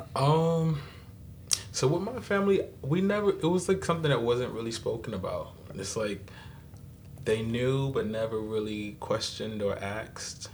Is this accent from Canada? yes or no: no; New York City, New York, United States; also born or lived in Queens; I'm from Brooklyn originally